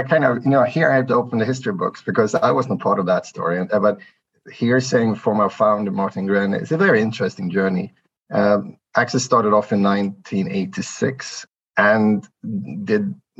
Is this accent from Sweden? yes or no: yes; Sweden; moved away as an adult; also born or lived in Asia; originally I'm from Sweden and therefore the complicated surname. I moved out here to Asia 2009 as part of the Swedish embassy costume.